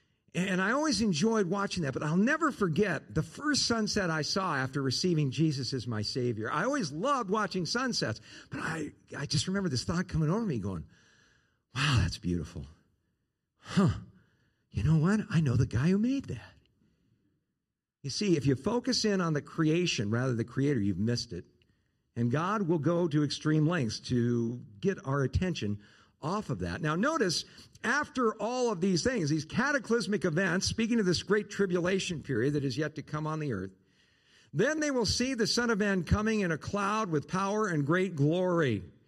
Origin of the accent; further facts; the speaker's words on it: Southern California, United States; now in Arizona, United States; Where I grew up in Southern California, about 50 miles north of L.A., 10 miles from the coast, in kind of this hilly area